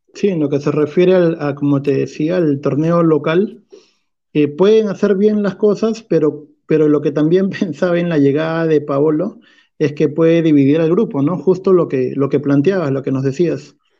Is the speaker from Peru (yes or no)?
yes; Peru; estamos acostumbrados como peruanos